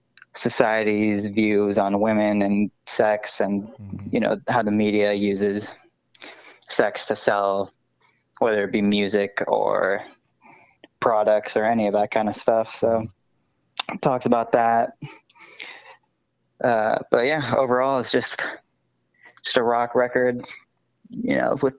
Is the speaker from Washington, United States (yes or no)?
yes; Edmonds, Washington, United States; I grew up in Edmonds, which is like 20 minutes north of Seattle